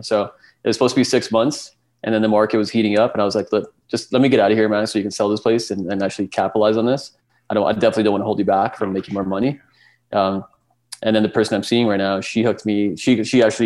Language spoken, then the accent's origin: English; Calgary, Alberta, Canada; being born and raised in Calgary